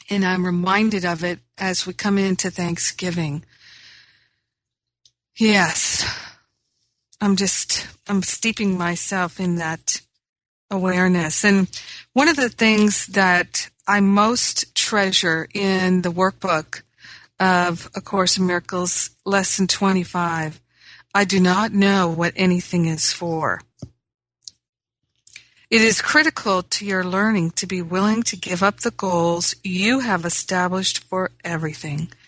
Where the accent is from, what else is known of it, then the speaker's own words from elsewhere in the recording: Rhode Island, United States; also born or lived in Michigan; now in Los Angeles, United States; It does, because I grew up in Rhode Island. I grew up in Michigan where there was a change of seasons and the weather was different all the time.